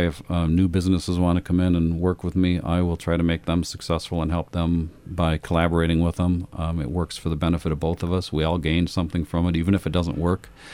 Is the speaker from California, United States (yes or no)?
no; Lansing, Michigan, United States; moved away; also born or lived in Amsterdam; I grew up in Michigan, um, in Lansing, Michigan